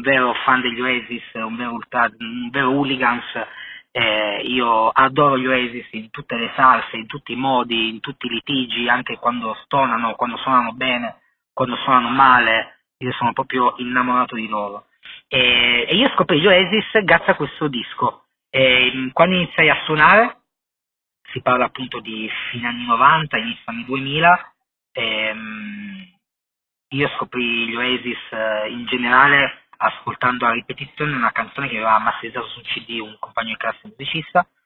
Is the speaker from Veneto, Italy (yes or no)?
no; Turin, Piedmont, Italy; io sono di Torino, sono legato profondamente a tutto quello che è la cultura musicale creativa della mia città. Fortunatamente, appunto, sono cresciuto in questo ambiente